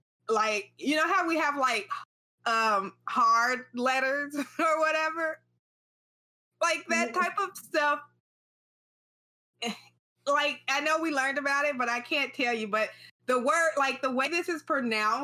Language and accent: English; United States; as an American